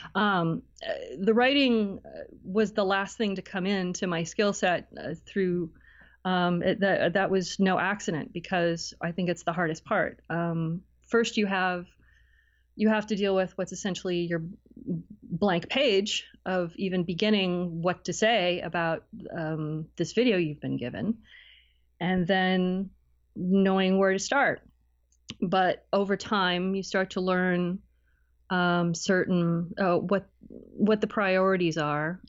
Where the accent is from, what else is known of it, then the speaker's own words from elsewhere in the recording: Cleveland, Ohio, United States; moved away as an adult; also born or lived in Barrie, Canada; now in Toronto, Canada; I'm originally from, uh, Cleveland in Northeast Ohio.